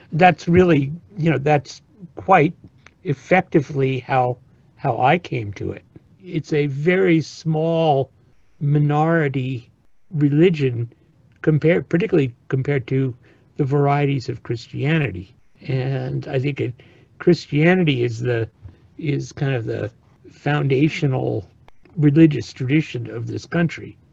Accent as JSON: {"language": "English", "region": "East Coast around New York", "country": "United States", "tie": "born or raised there", "moved": "yes", "lives_now": "California, United States", "said": "I grew up on the East Coast around New York"}